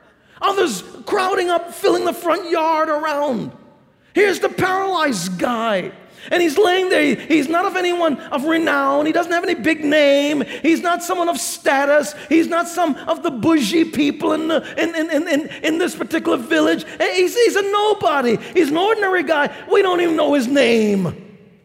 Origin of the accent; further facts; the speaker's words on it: New York City, New York, United States; I grew up in New York City